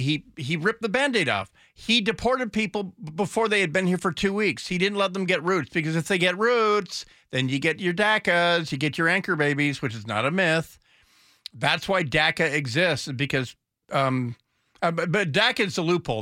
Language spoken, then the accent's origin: English; United States; as an American